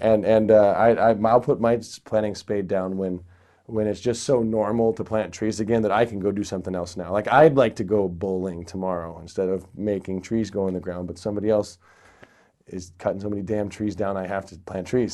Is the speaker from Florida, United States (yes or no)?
no; near Ashland, Eugene, Oregon, United States; I grew up near Ashland, Oregon, Eugene, Oregon